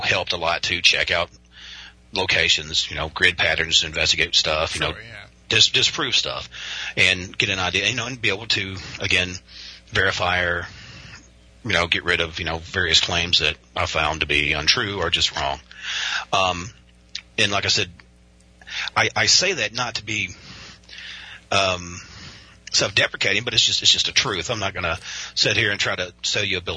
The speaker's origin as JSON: {"language": "English", "region": "Western Kentucky", "country": "United States", "said": "I am from Western Kentucky, it's very conservative, and most people here live kind of faith-based lives"}